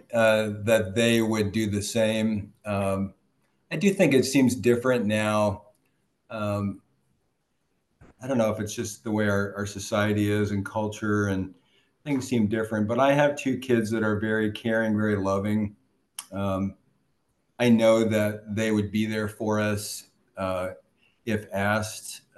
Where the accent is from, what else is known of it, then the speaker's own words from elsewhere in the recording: Prairie du Chien, Wisconsin, United States; moved away; I grew up, I was born in Prairie du Chien, Wisconsin